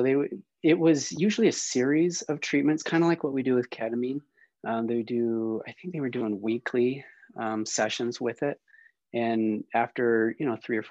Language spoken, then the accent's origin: English; St. George, Utah, United States; also born or lived in Wisconsin / Salt Lake City, Utah; I grew up in Southern Utah